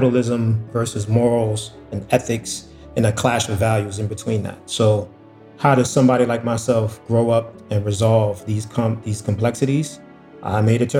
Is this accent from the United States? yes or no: yes; New York City, New York, United States; I grew up in Harlem, and growing up in Harlem in 84, 85, when the crack epidemic hit, it was zombie land.